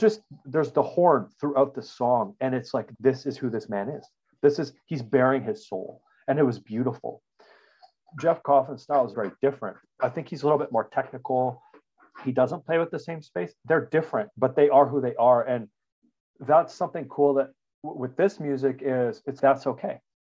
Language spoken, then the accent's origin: English; Regina, Saskatchewan, Canada; I'm a Canadian. We grew up in Regina, Saskatchewan